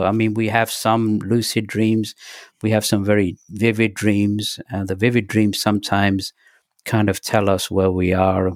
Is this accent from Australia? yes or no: no; England, United Kingdom; also born or lived in Pakistan; when we moved from Pakistan to England, uh, it was a five-week journey by bus and train